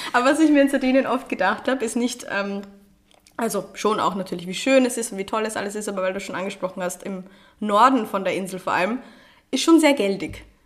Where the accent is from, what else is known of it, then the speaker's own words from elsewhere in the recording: Austria; also born or lived in Vienna; Bei uns in Österreich